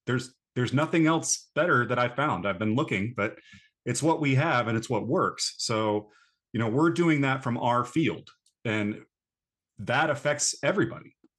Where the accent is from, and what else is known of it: North Carolina, United States; born or raised there; moved away